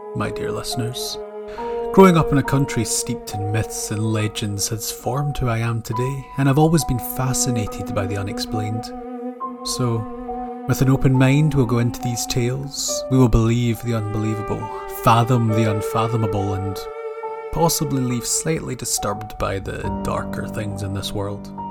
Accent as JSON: {"language": "English", "region": "Scotland", "country": "United Kingdom", "tie": "born or raised there", "said": "Born and raised in Scotland, storytelling has always been part of my culture"}